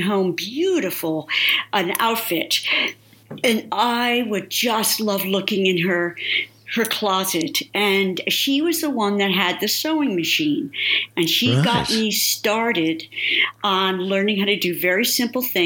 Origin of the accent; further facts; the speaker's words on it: New Jersey, United States; I'm in Jersey, East Coast, Sicilian, Italian